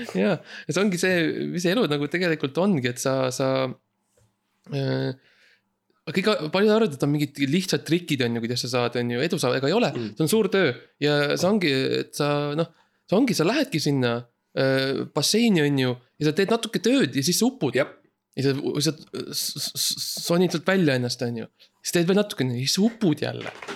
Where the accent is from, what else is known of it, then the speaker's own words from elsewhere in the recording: Estonia; seda riiki, kust mina pärit olen